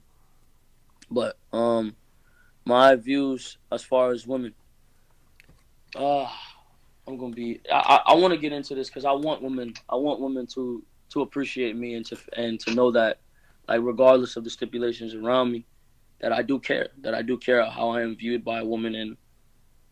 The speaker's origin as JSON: {"language": "English", "region": "Florida", "country": "United States", "tie": "born or raised there", "said": "I'm from Florida. I am from here. I was born here."}